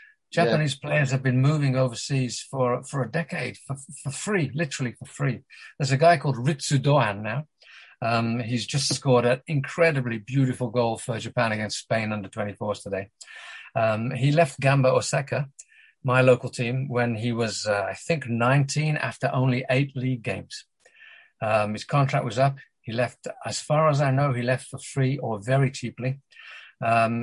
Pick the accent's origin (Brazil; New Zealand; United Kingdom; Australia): United Kingdom; England; despite being British, if you hadn't noticed, English